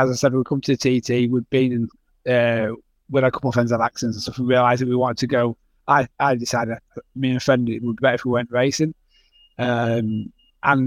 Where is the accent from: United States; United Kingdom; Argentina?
United Kingdom; Wakefield, Yorkshire and the Humber; I'm from Wakefield in West Yorkshire in the UK.